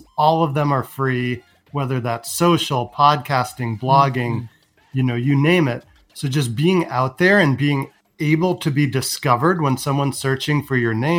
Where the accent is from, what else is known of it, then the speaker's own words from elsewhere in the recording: San Francisco, California, United States; I was born in San Francisco, grew up with, you know, a Macintosh